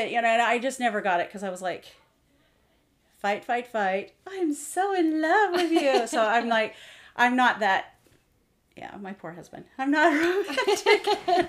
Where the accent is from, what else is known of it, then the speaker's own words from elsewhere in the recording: Missouri, United States; now in Washington, United States; So I moved out here to Washington from Missouri.